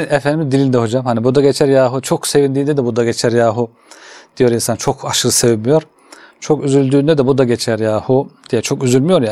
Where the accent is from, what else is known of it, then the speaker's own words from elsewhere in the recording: Kütahya, Turkey; moved away as an adult; also born or lived in Istanbul; ben Kütahyalıyım hocam. Kütahya İmam Hatip